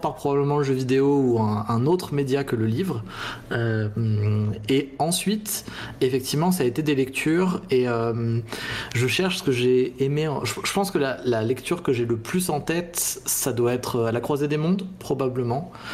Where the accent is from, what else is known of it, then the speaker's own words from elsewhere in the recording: Chambéry, Auvergne-Rhône-Alpes, France; J'ai grandi en Savoie à Chambéry